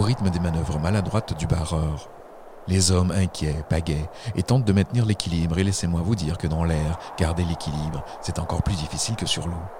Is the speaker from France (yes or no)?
no; Quebec, Canada; mon enfance au Québec